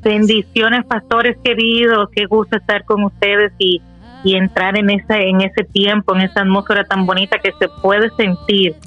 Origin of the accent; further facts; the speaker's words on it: Dominican Republic; Soy nacida de la, en la República Dominicana